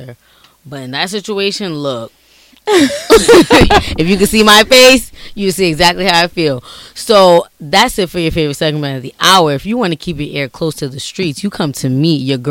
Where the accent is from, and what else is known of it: Providence, Rhode Island, United States